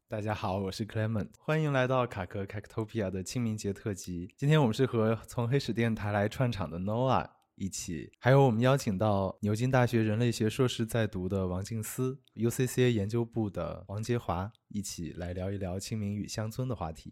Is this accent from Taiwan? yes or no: no; Sichuan, China; now in Beijing, China; 我是四川人